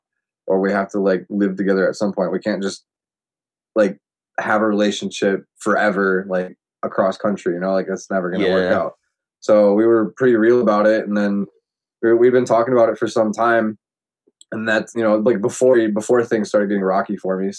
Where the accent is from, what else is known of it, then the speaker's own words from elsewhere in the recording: Menominee, United States; moved away as an adult; now in Albuquerque, United States; Menominee, like in my hometown.